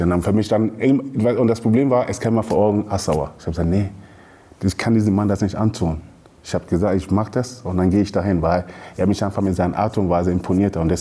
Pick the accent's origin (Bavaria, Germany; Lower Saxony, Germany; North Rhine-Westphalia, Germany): Lower Saxony, Germany; Hanover; now in Ruhr, Germany; Ich komme aus Hannover, aber bin jetzt lebt äh, im Ruhrgebiet